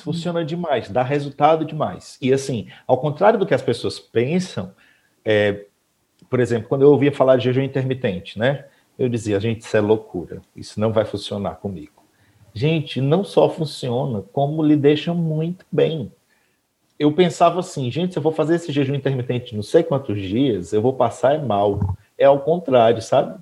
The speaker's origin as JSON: {"language": "Portuguese", "town": "Mauriti", "region": "Ceará", "country": "Brazil", "moved": "yes", "lives_now": "Aquiraz, Brazil", "said": "sou de Mauriti, moro na comunidade Shalom"}